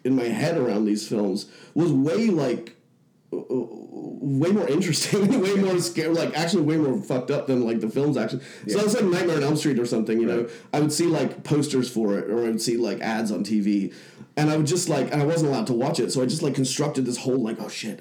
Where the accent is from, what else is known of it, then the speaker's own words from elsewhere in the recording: Hong Kong; moved away as an adult; also born or lived in Leicester, England; now in Bay Area, United States; I was born in Leicester, but when I was around six, my family moved to Hong Kong, which was at that time a British colony. So it was like picking up and moving to another state or something like that. You know, you could just do that and start working there. And so I grew up from the age of like six to the age of 18 there in Hong Kong